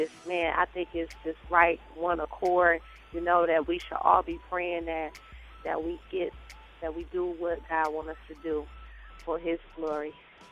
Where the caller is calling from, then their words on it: Milwaukee, Wisconsin, United States; I'm calling in from Milwaukee, Wisconsin, and I attend Another Chance Outreach Ministry under the supervision of Pastor Lewis.